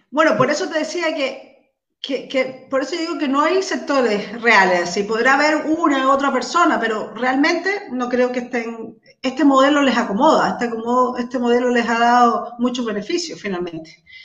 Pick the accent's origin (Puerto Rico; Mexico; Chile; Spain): Chile; Macul, Santiago Metropolitan Region; soy de Macul.